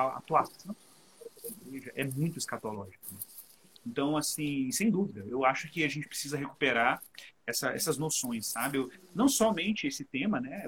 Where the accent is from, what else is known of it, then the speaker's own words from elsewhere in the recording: Cabo Frio, Rio de Janeiro, Brazil; Um beijo pro Luciano, um beijo pro Everson, o pessoal da minha terra.